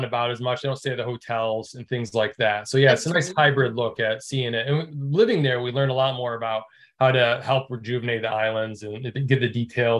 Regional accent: Michigan, United States; moved away as an adult; also born or lived in Oahu, Hawaii / Maui, Hawaii; I'm from Michigan originally.

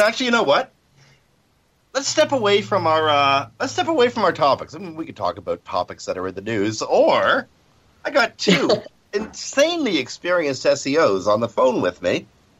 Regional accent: Canada; I'm Canadian

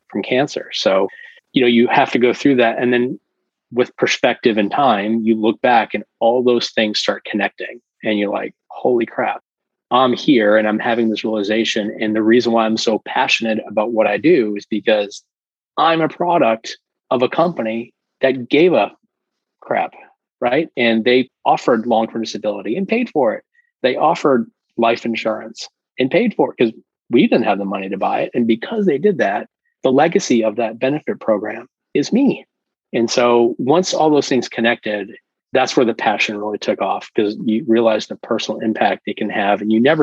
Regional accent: Massachusetts, United States; I'm from Massachusetts.

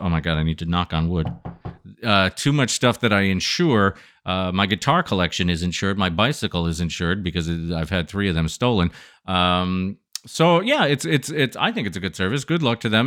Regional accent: Adirondack Mountains, New York, United States; I grew up in the foothills of the adirondack mountains

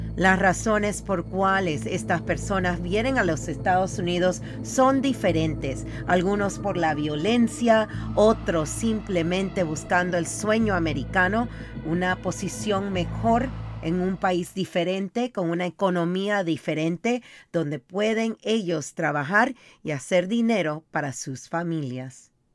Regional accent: Panama; yo soy de Panamá

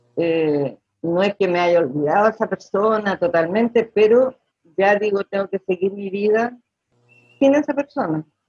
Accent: Chile; soy chilena

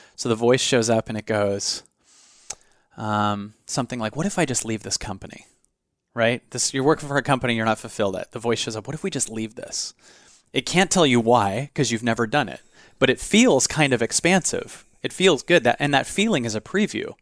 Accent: Seattle, Washington, United States; In Seattle. I grew up in Seattle.

